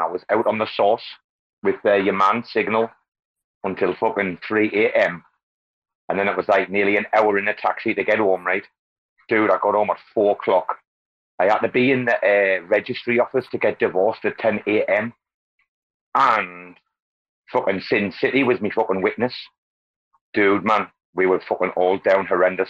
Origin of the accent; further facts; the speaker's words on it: North East England, United Kingdom; now in Bangkok, Thailand; northeast, northeast England